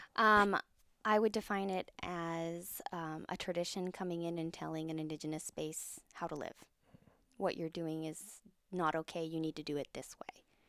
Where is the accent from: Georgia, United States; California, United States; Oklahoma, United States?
California, United States; We grew up in California